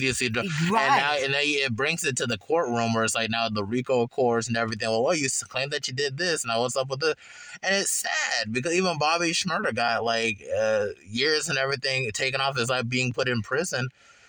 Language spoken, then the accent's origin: English; Charlotte, North Carolina, United States; I'm from East Charlotte